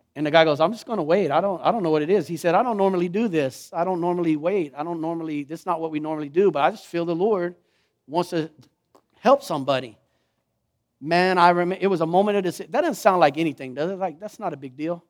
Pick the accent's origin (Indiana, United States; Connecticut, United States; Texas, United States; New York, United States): Texas, United States; Lockhart; I'm from Lockhart